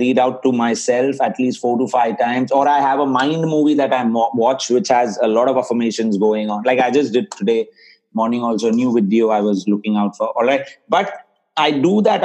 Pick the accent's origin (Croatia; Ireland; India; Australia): India; I come from India